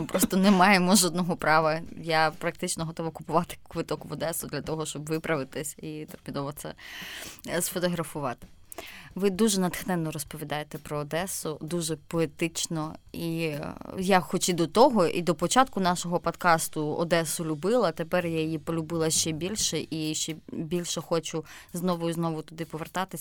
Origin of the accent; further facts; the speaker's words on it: Zaporizhzhia, Zaporizhzhia Oblast, Ukraine; я з Запоріжжя, у нас Запорізька область